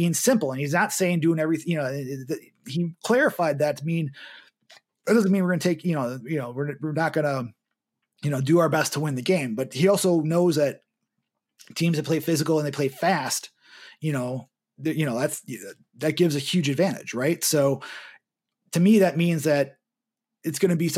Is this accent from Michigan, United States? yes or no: no; Cape Coral, Florida, United States; also born or lived in Milwaukee, Wisconsin; now in Wisconsin, United States; from my hometown of Cape Coral in Florida